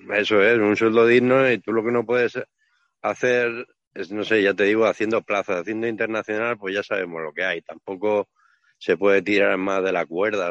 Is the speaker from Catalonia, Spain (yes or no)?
yes; Barcelona, Catalonia, Spain; yo soy catalán, ¿no? Bueno, soy de Barcelona